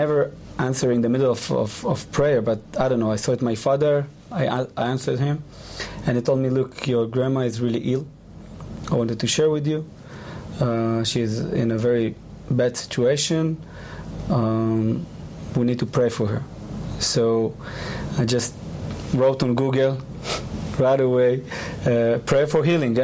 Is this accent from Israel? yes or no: yes; Israel; English is a second language; you can hear my accent